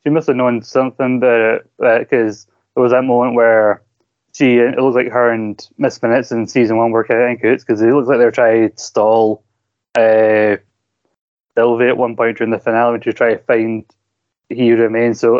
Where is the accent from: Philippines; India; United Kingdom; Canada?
United Kingdom; Scotland; You know I'm Scottish by enunciating what I'm saying